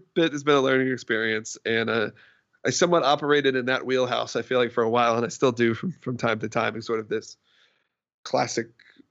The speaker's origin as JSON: {"language": "English", "town": "Atlanta", "region": "Georgia", "country": "United States", "tie": "born or raised there", "said": "I grew up in the Atlanta area"}